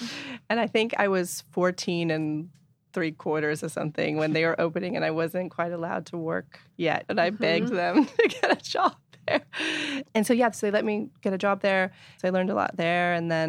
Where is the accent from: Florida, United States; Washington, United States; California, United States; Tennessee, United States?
California, United States; Inverness; also born or lived in Point Reyes Station; Well, actually, I was born in Point Reyes Station, but then we moved to Inverness, which is... You know, four miles away.